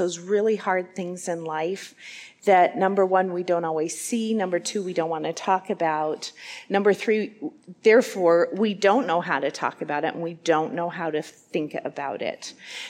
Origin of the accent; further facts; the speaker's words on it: Wyoming, United States; moved away as an adult; now in Iowa, United States; I'm from the state of Wyoming. I grew up there.